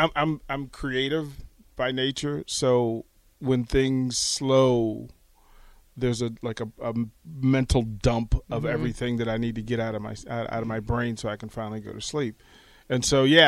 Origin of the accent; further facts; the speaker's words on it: Arlington, Virginia, United States; moved away as an adult; also born or lived in Washington, D.C. / Richmond / Charlotte / Atlanta; now in Lincoln, United States; I was born, I was raised in Arlington, Virginia, small house, place called Green Valley